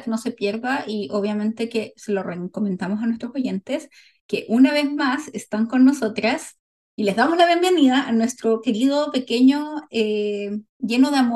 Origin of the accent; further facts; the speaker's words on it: Chile; also born or lived in South Korea; now in United States; Y yo soy chilena, que vivió en Corea por mucho tiempo, pero ahora vive en Estados Unidos